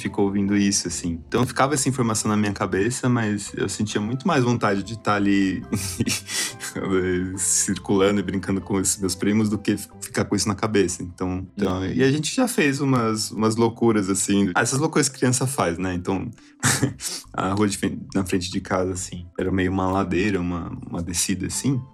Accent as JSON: {"language": "Portuguese", "region": "São Paulo", "country": "Brazil", "tie": "born or raised there", "said": "Eu nasci em São Paulo mesmo, é, num hospital lá em Guarulhos. E eu morei muito pertinho de lá, né? Num, bairro que chama São Miguel Paulista, em São Paulo mesmo"}